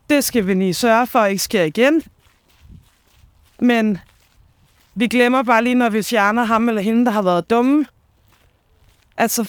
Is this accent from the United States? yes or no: no; Copenhagen, Capital Region of Denmark, Denmark; nu er det ikke, fordi jeg kommer fra Danmarks største